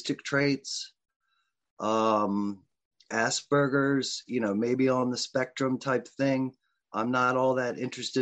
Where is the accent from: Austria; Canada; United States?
United States; Richmond, Virginia; was raised in a middle class home, from the West End of Richmond with all the privilege available as a white male growing up in America.